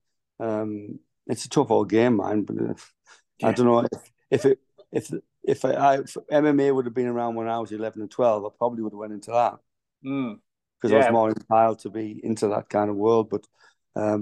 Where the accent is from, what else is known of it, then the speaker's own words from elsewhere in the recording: Middlesbrough, North East England, United Kingdom; moved away as an adult; also born or lived in London / Bournemouth; now in Gower, United Kingdom; I was brought up in Middlesbrough